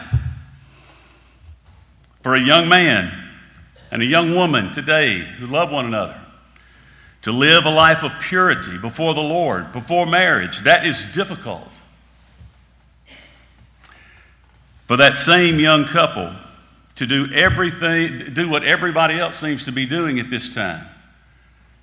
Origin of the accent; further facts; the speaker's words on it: United States; As an American